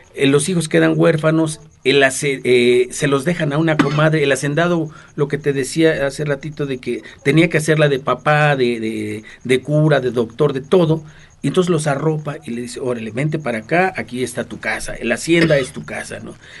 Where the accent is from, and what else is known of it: Mexico